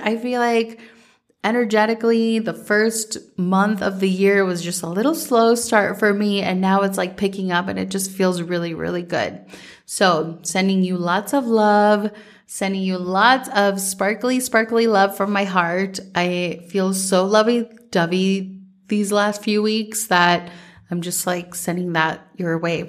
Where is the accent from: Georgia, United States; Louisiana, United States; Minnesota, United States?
Minnesota, United States; growing up in Minnesota